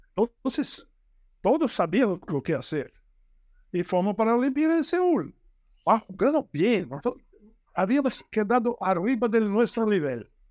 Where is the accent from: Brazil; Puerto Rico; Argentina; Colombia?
Brazil; Spanish is a second language; Yo soy brasileño